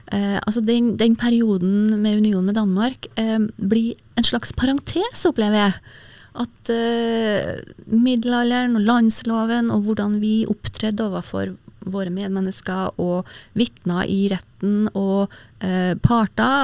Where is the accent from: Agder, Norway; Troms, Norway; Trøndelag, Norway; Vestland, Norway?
Trøndelag, Norway; Verdal; særlig fra Verdals, Verdalstinget, der, eh, som er heimgården min, eller mm. heimplassen min